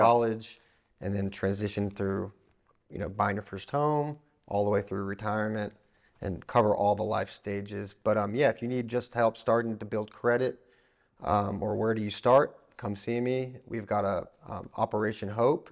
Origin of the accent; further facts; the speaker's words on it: Florida, United States; now in East Tennessee, United States; I grew up in Florida